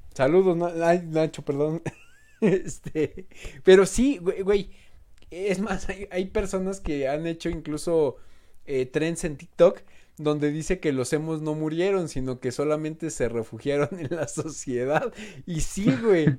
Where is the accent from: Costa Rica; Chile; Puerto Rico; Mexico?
Mexico; como pinches mexicanos